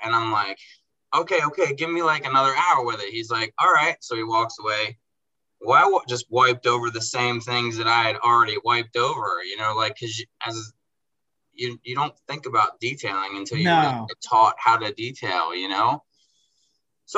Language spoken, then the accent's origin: English; Baltimore, Maryland, United States; I grew up in Baltimore